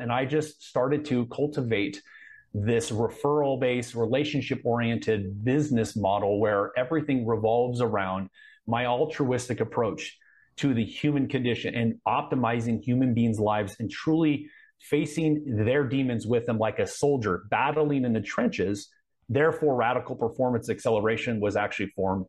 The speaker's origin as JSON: {"language": "English", "town": "Anaheim", "region": "California", "country": "United States", "tie": "born or raised there", "said": "I was born in Anaheim. I grew up around"}